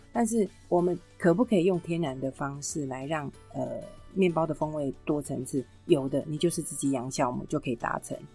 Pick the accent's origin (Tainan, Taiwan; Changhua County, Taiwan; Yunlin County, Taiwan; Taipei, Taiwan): Taipei, Taiwan; 我自己身为北投人